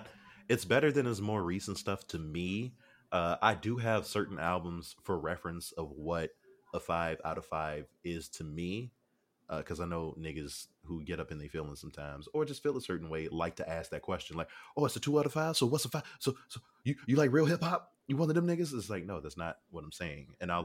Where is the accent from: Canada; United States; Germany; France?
Canada; Stop hating on me. I'm Canadian.